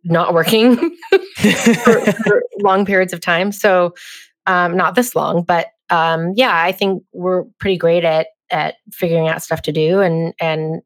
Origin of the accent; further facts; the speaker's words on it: Northern California, United States; also born or lived in London / New York; now in Los Angeles, United States; I grew up in Northern California. And then I went to UCLA and was kind of always a California girl